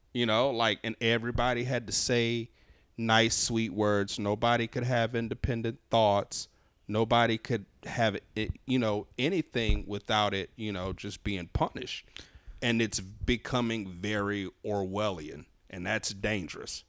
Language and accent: English; New Orleans, Louisiana, United States; moved away as an adult; now in Los Angeles, United States; me growing up in New Orleans